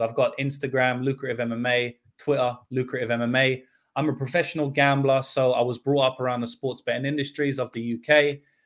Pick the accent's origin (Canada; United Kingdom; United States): United Kingdom; London; in the U K, I grew up in London